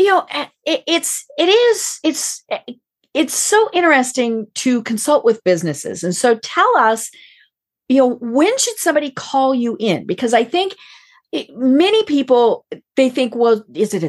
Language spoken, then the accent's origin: English; Colorado, United States; I'm from Colorado